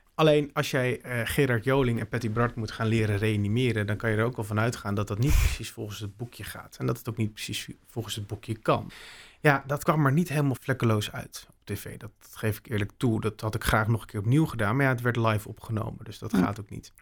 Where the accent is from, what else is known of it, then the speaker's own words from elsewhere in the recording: Bussum, North Holland, Netherlands; moved away as an adult; also born or lived in Maastricht / Utrecht; Ik heb Friese roots, maar ik ben opgegroeid in Bussum